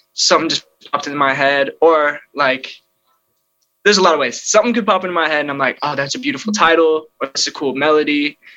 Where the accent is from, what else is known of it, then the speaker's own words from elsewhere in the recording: Illinois, United States; also born or lived in California; now in Los Angeles, United States; I was born in California. Crazy enough, but I moved to Illinois when I was two months old, so I was pretty much raised in Illinois